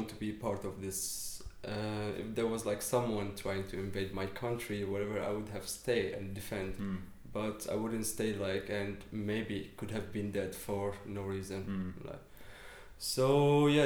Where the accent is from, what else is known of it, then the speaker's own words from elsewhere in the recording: Damascus, Damascus Governorate, Syria; moved away as an adult; now in Berlin, Germany; I came from Syria, from Damascus. I was born and raised there.